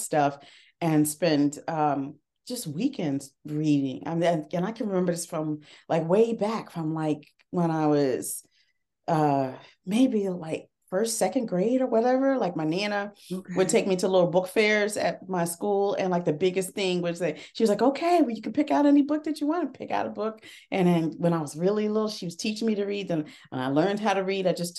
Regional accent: Harrisburg, Pennsylvania, United States; now in Philadelphia, United States; I am originally from Harrisburg, Pennsylvania, but I moved to Philadelphia

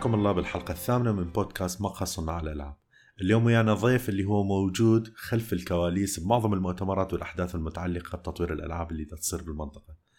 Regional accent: Iraq; moved away; also born or lived in Jordan; لثنتنا احنا عراقيين

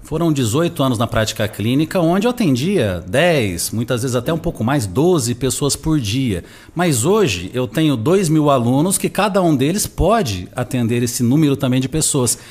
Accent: Nova Fátima, Paraná, Brazil; moved away; also born or lived in Londrina; Sou do interior do Paraná. Eu nasci numa cidade chamada Nova Fátima, que dificilmente você vai ouvir falar, porque ela tem 5 mil habitantes

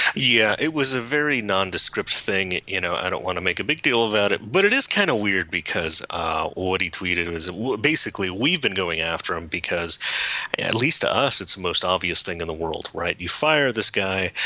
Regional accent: California, United States; I was born in California

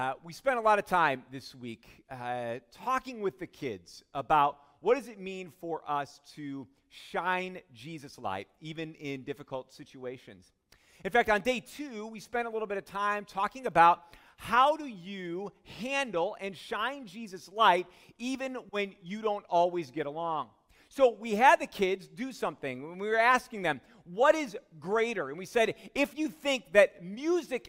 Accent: Chicago, Illinois, United States; I'm from Chicago

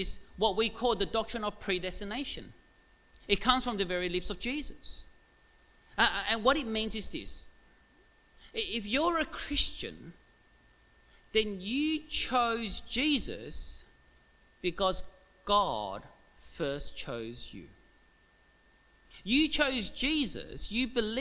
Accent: Melbourne, Victoria, Australia; I was actually born in Williamstown, Williamstown Hospital, about, 20 k's from here.

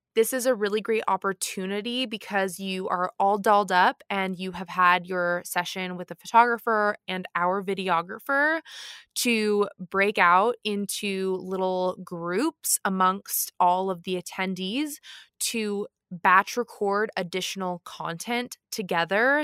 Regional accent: near the San Juan Islands, Washington, United States; moved away; the San Juan Islands, which is near my hometown.

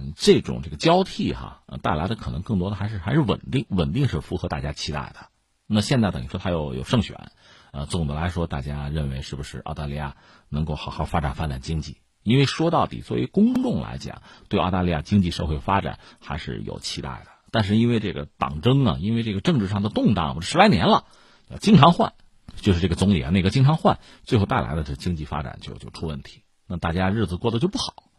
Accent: China; 我们中国人的思维方式讲究，向来讲究就是说相互尊重，讲究双赢。

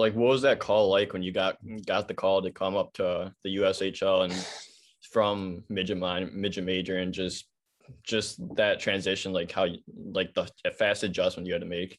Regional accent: Illinois, United States; I'm also from Illinois

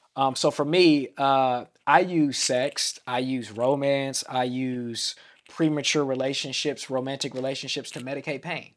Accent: Vallejo, California, United States; I'm from the Bay Area of Vallejo, California

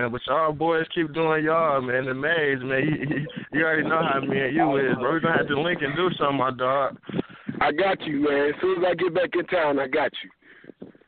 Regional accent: Muskegon, Michigan, United States; It's …. I'm from Muskegon, Michigan.

